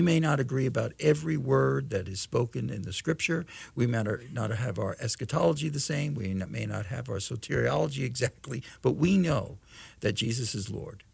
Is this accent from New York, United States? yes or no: yes; New York City, New York, United States; moved away; also born or lived in Berkeley, California; I was born in New York, in New York City